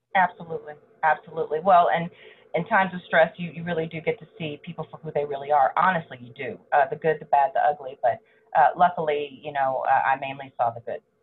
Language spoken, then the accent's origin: English; Allen, Texas, United States; also born or lived in Dallas, Texas / Houston, Texas; I grew up in Allen, Texas, north of Dallas